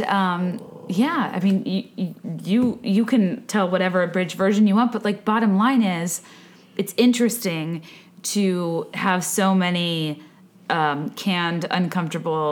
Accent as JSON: {"language": "English", "town": "San Diego", "region": "California", "country": "United States", "tie": "born or raised there", "moved": "yes", "said": "I was born in San Diego. We used to live in San Diego"}